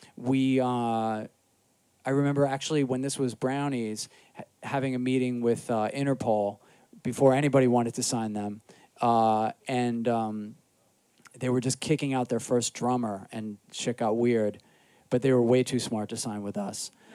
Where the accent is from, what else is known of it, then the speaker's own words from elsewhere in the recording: New York City, New York, United States; also born or lived in Astoria, Queens / Jackson Heights, Queens; I grew up in Rockaway, but when I moved to Astoria and lived in Jackson Heights